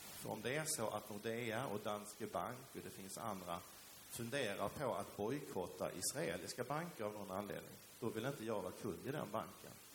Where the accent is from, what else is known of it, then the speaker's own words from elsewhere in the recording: Sweden; also born or lived in Helsingborg; därför är Sverige naturligtvis mitt hemland. Jag är svensk medborgare